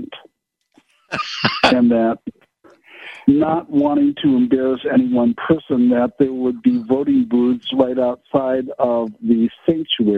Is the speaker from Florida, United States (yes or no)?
no; Kenosha, Wisconsin, United States; I grew up in Kenosha